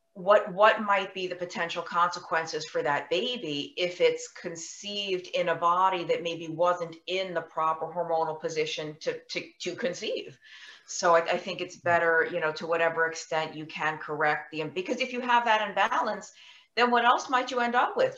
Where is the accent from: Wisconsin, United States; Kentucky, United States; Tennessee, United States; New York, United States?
New York, United States; I was born and raised in New York.